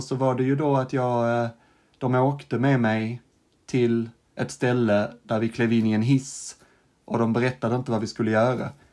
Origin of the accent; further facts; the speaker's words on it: Sweden; also born or lived in Stockholm; jag var från Sverige